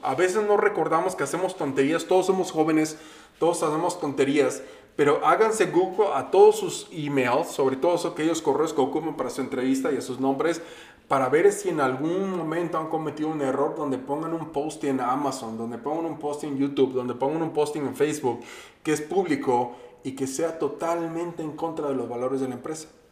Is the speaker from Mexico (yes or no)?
yes; Veracruz, Mexico; now in Minnesota, United States; yo vivo en Minnesota y voy mucho a México, soy veracruzano